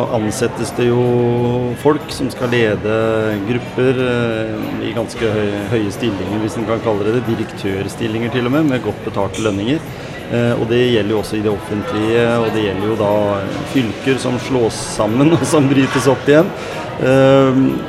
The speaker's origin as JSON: {"language": "Norwegian", "town": "Skien", "region": "Telemark", "country": "Norway", "tie": "born or raised there", "said": "jeg har vokst opp i Gråten"}